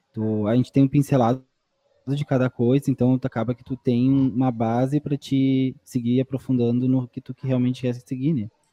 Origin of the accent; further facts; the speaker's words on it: Candiota, Rio Grande do Sul, Brazil; moved away as an adult; also born or lived in Pelotas; Candiota, que é a minha cidade natal também